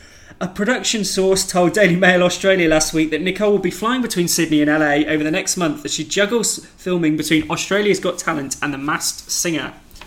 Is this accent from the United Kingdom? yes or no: yes; United Kingdom; being British